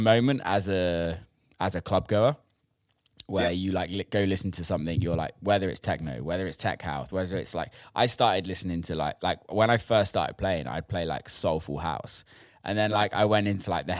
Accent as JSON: {"language": "English", "country": "United Kingdom", "said": "I'm from the UK"}